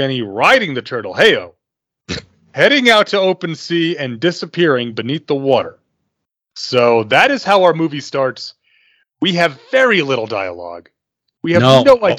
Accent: the South, Southern United States, United States; born or raised there

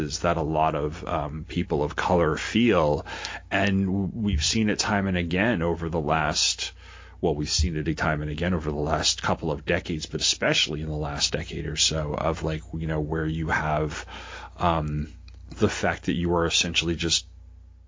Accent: South Shore of Long Island, New York, United States; I grew up on the South Shore of Long Island in the burbs

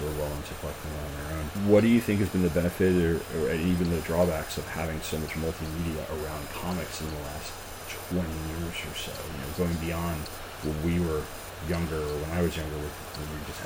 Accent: Long Island, New York, United States; moved away; I'm from Long Island originally

